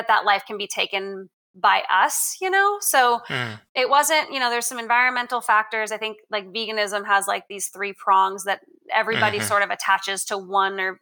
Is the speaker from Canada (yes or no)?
yes; Canada; now in Texas, United States; growing up in Canada, not a lot of people are big hunters